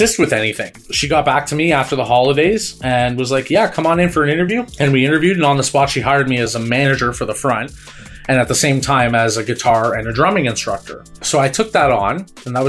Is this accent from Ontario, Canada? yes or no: yes; Markham, Ontario, Canada; also born or lived in Toronto / Bradford; I'm originally from Markham.